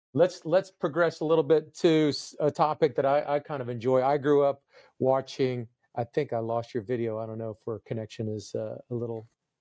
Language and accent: English; Silver Spring, Maryland, United States; Silver Spring, Maryland.